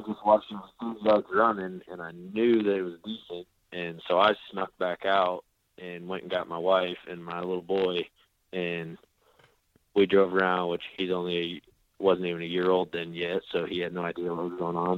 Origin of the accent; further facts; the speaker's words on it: South Dakota, United States; moved away as an adult; now in Oklahoma, United States; I was growing up in South Dakota